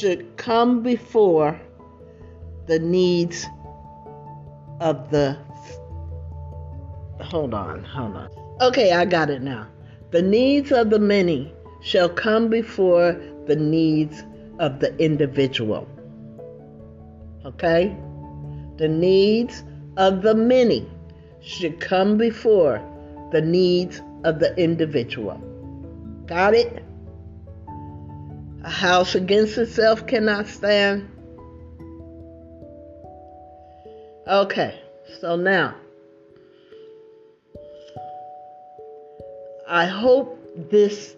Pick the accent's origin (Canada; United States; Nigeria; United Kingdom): United States; now in California, United States; the country that I grew up